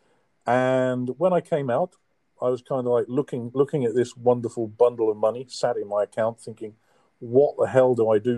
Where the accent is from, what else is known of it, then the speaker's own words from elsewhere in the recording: Caldicot, Wales, United Kingdom; moved away; also born or lived in Essex / Bristol; No, I grew up in South Wales, a place called Caldicot. But unfortunately, I was born in Essex